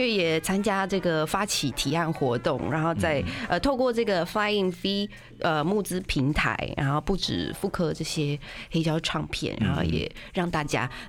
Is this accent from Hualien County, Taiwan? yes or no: yes; Hualien, Hualien County, Taiwan; 好，好不要讲，我老家花莲。